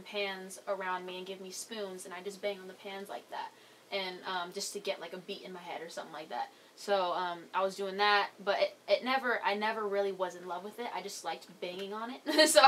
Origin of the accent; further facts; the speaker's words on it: Lodi, California, United States; I'm from a small town called Lodi, California. It's in Northern California in between a town called Stockton and Sacramento